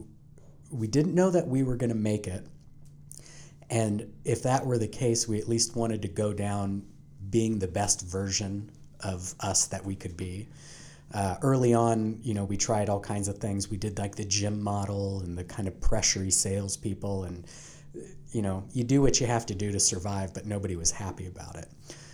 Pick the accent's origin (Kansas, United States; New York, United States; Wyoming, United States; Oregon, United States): Oregon, United States; Portland; now in Indianapolis, United States; growing up in Portland, very progressive, very liberal mindset.